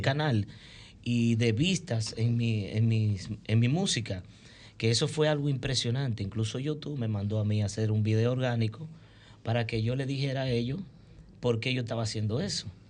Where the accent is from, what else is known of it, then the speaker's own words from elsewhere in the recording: Santiago de los Caballeros, Santiago, Dominican Republic; soy primeramente soy santiaguero